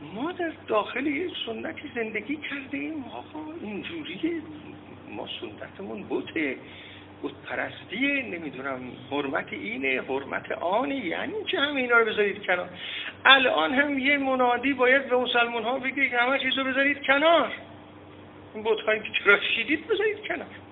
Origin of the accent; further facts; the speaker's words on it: Iran; ما ایرانی ها در درجه اول یک سنت ایرانیت داریم